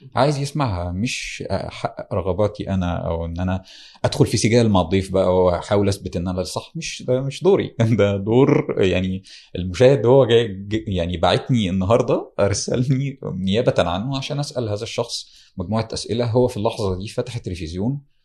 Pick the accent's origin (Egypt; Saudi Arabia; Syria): Egypt; Damietta Governorate; انا من دمياط محافظه ساحليه على البحر المتوسط والنيل من قرية في دمياط